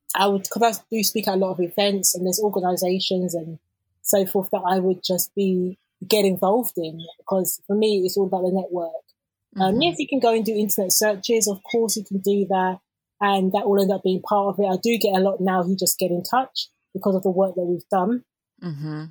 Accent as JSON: {"language": "English", "region": "London", "country": "United Kingdom", "tie": "born or raised there", "said": "growing up in London"}